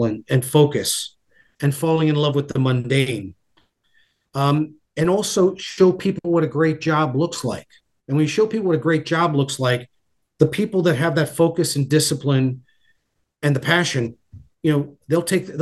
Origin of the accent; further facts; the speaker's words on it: New York, United States; also born or lived in Bloomington, Indiana; I always refer to myself as a New Yorker with Midwestern sensibilities